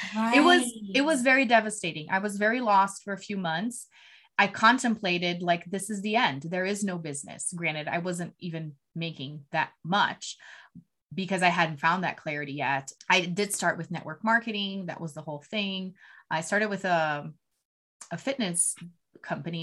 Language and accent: English; Brazil; moved away as an adult; now in United States; I'm originally from Brazil, born and raised